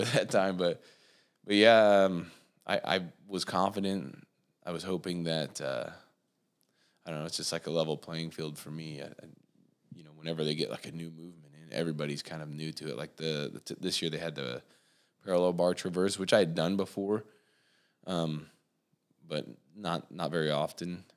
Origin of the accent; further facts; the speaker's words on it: Warsaw, Indiana, United States; I was born here in Warsaw, and I, um, actually went to school just outside of Warsaw